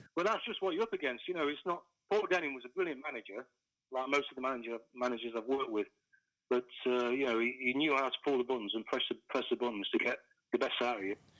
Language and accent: English; Kimberley, East Midlands, United Kingdom; a kid from from Kimberley